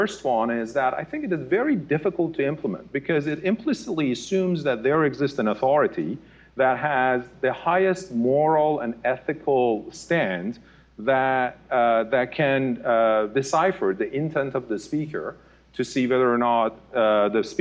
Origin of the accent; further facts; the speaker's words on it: Iran; moved away as an adult; I was born and raised in Iran.